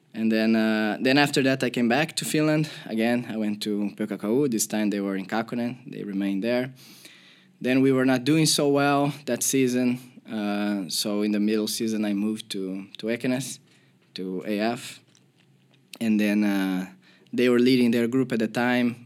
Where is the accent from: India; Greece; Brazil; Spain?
Brazil; Porto Alegre, Rio Grande do Sul; moved away; I'm from Porto Alegre and we have two big clubs in my city